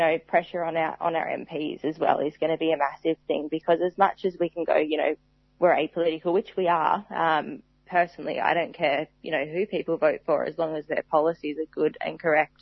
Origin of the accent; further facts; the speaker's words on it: Tasmania, Australia; I grew up in Tasmania